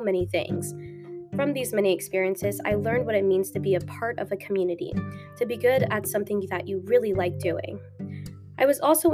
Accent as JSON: {"language": "English", "town": "Frierson", "region": "Louisiana", "country": "United States", "tie": "born or raised there", "also_born_or_lived": "Dallas, Texas / Shreveport, Louisiana", "moved": "yes", "said": "I'm from Dallas, Texas, but I was born in Frierson, Louisiana, which has a whopping population of 209 people."}